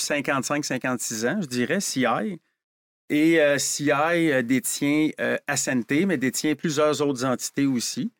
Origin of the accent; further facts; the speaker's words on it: Quebec, Canada; on est des Québécois.